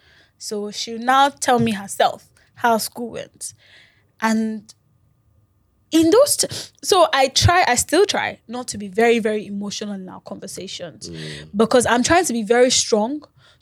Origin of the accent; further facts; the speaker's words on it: Lagos, Nigeria; So I come from Lagos, they come from Osun, we meet in Ibadan.